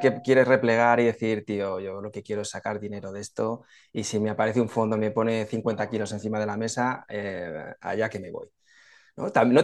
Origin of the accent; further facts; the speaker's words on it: Spain; los españoles también nos quejamos mucho